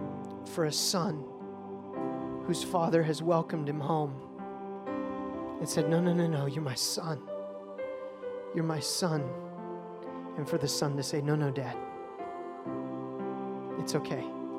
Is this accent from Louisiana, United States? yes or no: yes; Bossier City, Louisiana, United States; born there; I was born on Barksdale Air Force Base in Bossier, Louisiana.